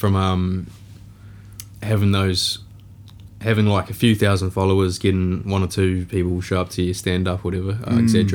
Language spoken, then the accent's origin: English; Invercargill, Southland, New Zealand; moved away; growing up in Invercargill, there's not a lot going on